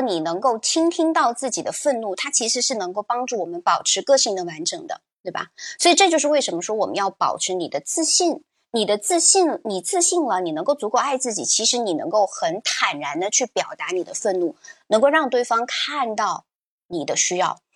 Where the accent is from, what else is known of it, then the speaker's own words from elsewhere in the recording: China; 对我们中国人来说